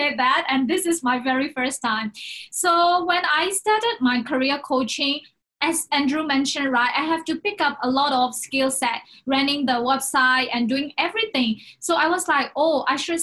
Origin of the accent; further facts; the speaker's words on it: Myanmar; now in Hong Kong; I came from Myanmar